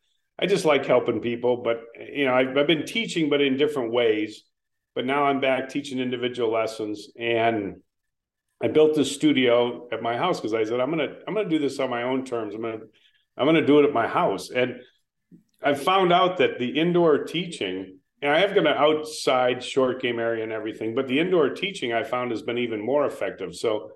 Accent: Lake Forest, Illinois, United States; moved away; I was born in Lake Forest, Illinois. So I always refer to, you know, the fact that I'm from Chicago, but it's actually well north of Chicago. And it was a great community to grow up in.

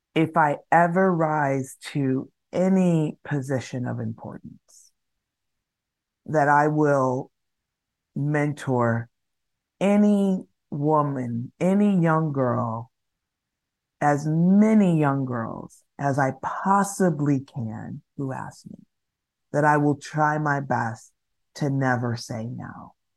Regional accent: Los Angeles, California, United States; moved away as an adult; also born or lived in New York City; I am born and raised in Los Angeles, one of the few people who are actually born and raised in Los Angeles, California

